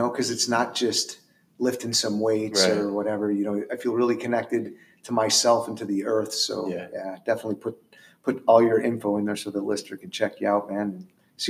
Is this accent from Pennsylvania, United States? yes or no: no; New York, United States; We have one. My hometown.